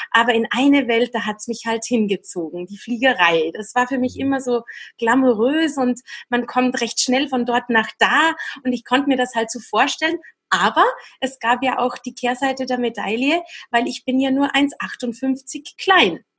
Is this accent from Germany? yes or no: no; Austria; Es gab Kollegen, die gingen auf Saison, ne? Wintersaison bei uns in Österreich oder in der Schweiz natürlich sehr beliebt.